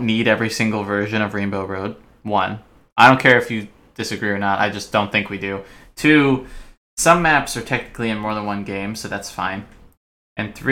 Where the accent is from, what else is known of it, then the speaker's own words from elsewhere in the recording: New York, United States; I'm from New York